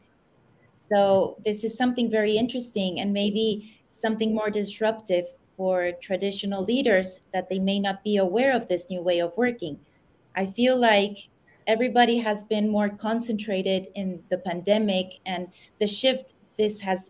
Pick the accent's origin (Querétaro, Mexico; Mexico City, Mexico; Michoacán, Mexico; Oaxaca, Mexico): Mexico City, Mexico; moved away as an adult; also born or lived in United States; now in Madrid, Spain; I was born in the United States. I've lived most of my years in Mexico City.